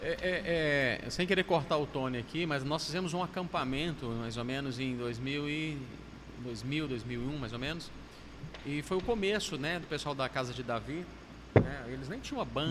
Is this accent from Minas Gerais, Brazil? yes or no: yes; Minas Gerais, Brazil; moved away as an adult; now in Fortaleza, Brazil; Como bom mineiro